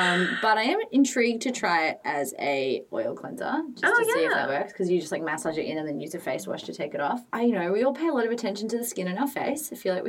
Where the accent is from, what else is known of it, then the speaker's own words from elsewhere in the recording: Sydney, New South Wales, Australia; I can tell I'm from Sydney and I need humidity, and my skin gets really sad as soon as I go anywhere with like no humidity in it.